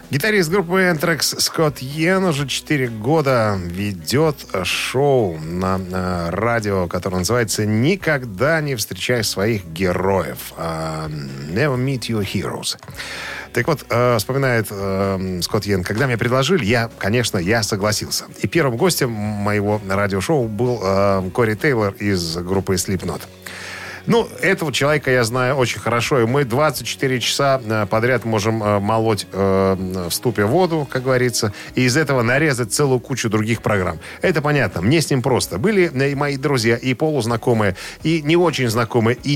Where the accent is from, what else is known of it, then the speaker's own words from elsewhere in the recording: New York, United States; Мы из одного района. Мы из Нью-Йорка, из одного района.